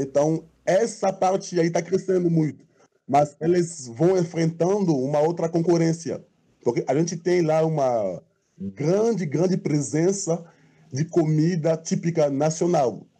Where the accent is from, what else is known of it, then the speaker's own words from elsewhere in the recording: Côte d’Ivoire; moved away as an adult; now in Brazil; eu sou marfinense. Eu saí da Costa do Marfim em para estudar